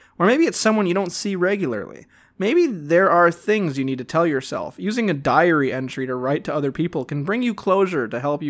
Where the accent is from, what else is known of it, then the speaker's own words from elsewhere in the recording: Cleveland, Ohio, United States; I'm from Cleveland, Ohio.